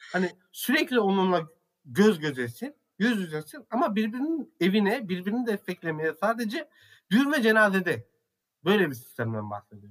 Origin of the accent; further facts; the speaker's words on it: Central Anatolia, Turkey; also born or lived in Ankara; İç Anadolu'da yaşıyorum. İç Anadolu'da doğdum büyüdüm